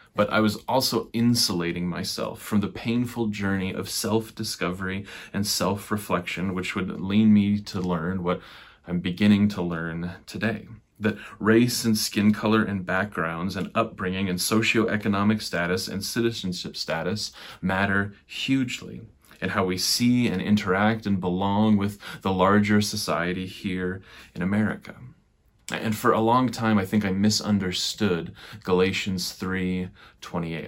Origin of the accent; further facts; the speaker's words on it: Nebraska and Sioux Falls, South Dakota, Midwest: Omaha, United States; I grew up in the plains of the Midwest, suburbs of Omaha, Nebraska, and in Sioux Falls, South Dakota.